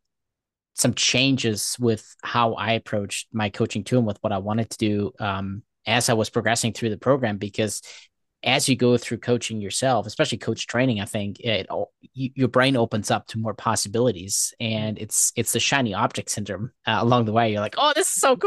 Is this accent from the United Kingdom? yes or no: no; Germany; moved away; I grew up in Germany.